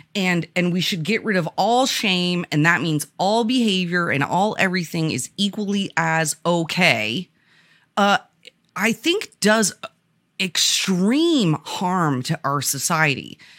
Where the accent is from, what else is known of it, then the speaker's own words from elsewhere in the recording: Vermont, United States; I grew up in Vermont, which at the time of of my youth was predominantly white.